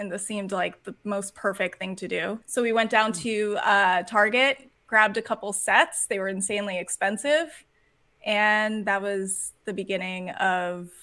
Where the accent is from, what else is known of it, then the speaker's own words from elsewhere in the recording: Boston, Massachusetts, United States; I'm from Boston